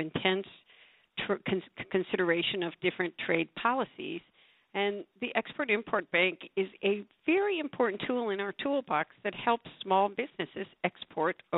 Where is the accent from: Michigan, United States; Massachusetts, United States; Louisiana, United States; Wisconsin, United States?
Michigan, United States; from Michigan alone. Which is my home state